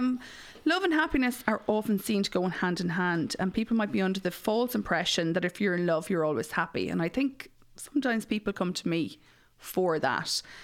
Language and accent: English; Mullingar, Leinster, Ireland; I'm from Mullingar